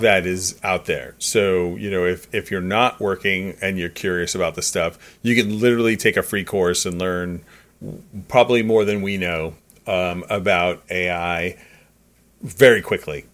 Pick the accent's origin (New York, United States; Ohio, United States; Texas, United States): New York, United States; as a New Yorker